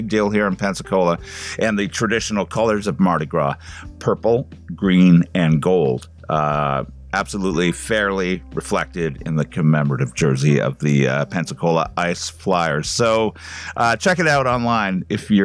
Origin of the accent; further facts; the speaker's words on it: Canada; as a Canadian